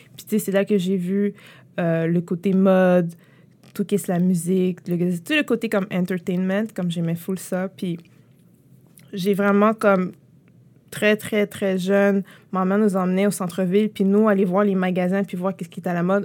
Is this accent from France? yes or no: no; Montreal, Quebec, Canada; j'ai grandi à Montréal-Nord.